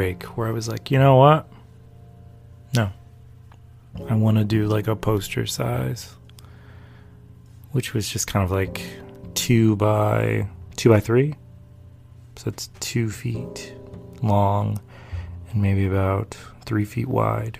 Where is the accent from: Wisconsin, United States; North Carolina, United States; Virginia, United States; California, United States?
North Carolina, United States; born or raised there; moved away; also born or lived in D.C./Maryland area